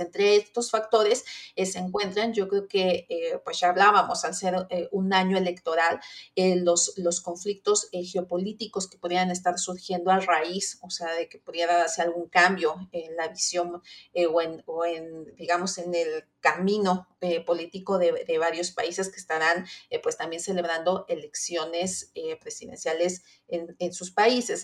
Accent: Mexico

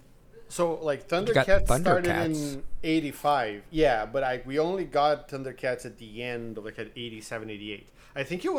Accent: Brazil; now in North America; I grew up in Brazil

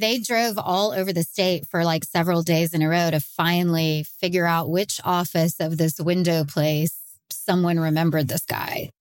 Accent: Texas, United States; I'm from Texas and, and have been crime reporting here for over twenty years

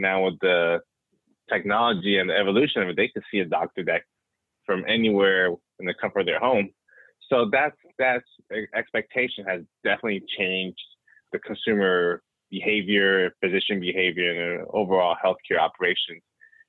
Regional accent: West Coast, United States; I am originally from the West Coast, so jealous of anytime I hear folks from the Bay Area or Southern California

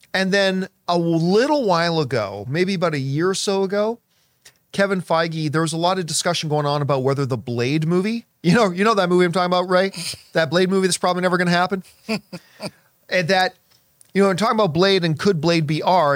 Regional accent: Hamilton, Ontario, Canada; moved away as an adult; now in Los Angeles, United States; that's my hometown, the Hammer

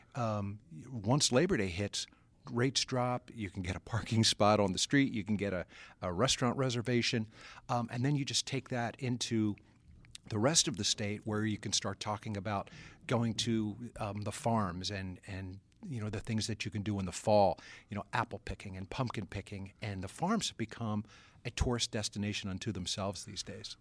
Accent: Atlantic City, New Jersey, United States; growing up as a kid in the Atlantic City area

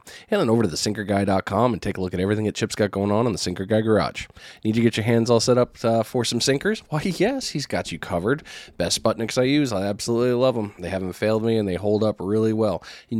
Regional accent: Connecticut, United States; I'm from Connecticut.

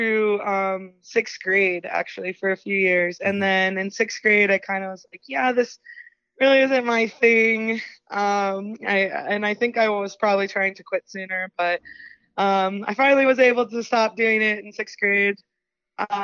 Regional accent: Chambersburg, Pennsylvania, United States; I'm from Chambersburg, Pennsylvania

